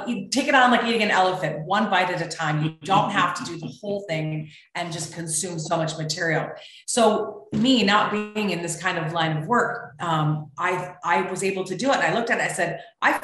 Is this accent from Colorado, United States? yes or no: no; Seattle, Washington, United States; we're from Seattle